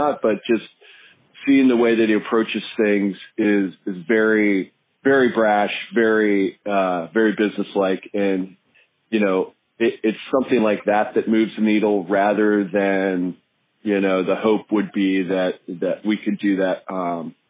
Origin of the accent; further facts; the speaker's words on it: Missoula, Montana, United States; in Missoula, you know, my hometown